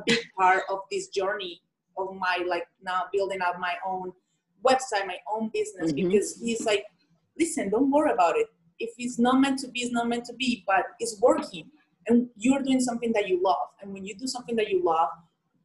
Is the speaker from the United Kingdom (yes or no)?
no; Colombia; English is a second language; moved away as an adult; I'm from Colombia.